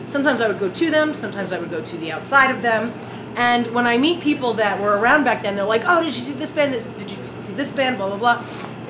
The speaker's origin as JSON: {"language": "English", "town": "New York City", "region": "New York", "country": "United States", "tie": "born or raised there", "said": "I grew up in Brooklyn"}